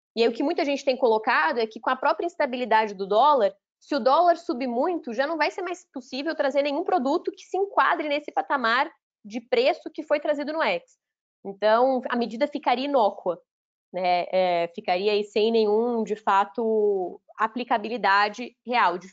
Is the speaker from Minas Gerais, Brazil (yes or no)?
yes; Belo Horizonte, Minas Gerais, Brazil; não sou mineira de nascimento, mas sou mineira de coração, para mim isso que vale, cresci, né? Cresci no bairro Floresta, em Minas, aí, BH, a vida inteira